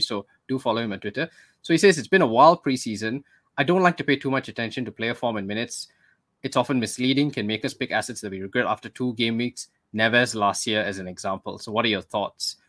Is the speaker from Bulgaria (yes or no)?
no; Malaysia; we're Malaysian, so we're not Singaporean